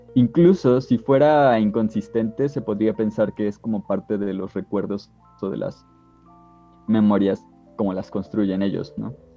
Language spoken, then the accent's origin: Spanish; Mexico; somos de México